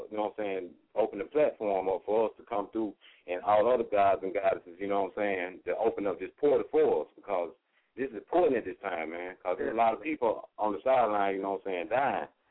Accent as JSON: {"language": "English", "town": "Birmingham", "region": "Alabama", "country": "United States", "said": "we come from Birmingham, Alabama"}